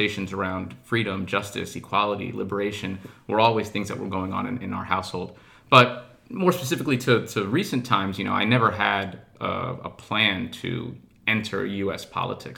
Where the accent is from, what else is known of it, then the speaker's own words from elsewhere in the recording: Mount Vernon, New York, United States; I'm from Mount Vernon. My parents immigrated to this country from Eritrea in the early 1970s. And I had a typical New York upbringing in Mount Vernon.